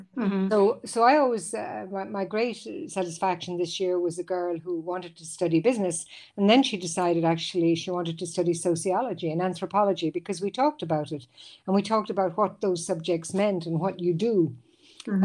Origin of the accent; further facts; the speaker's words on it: Ireland; moved away as an adult; now in Switzerland; back in my home country in Ireland